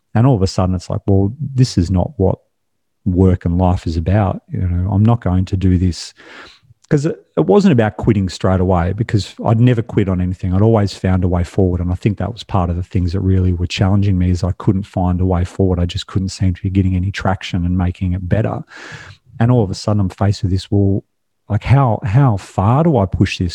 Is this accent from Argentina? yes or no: no; Australia; I was born and raised in Australia.